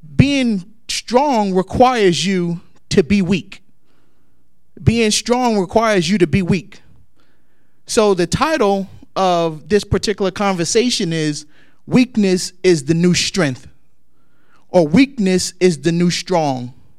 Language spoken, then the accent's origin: English; Newark, New Jersey, United States; growing up in Newark, New Jersey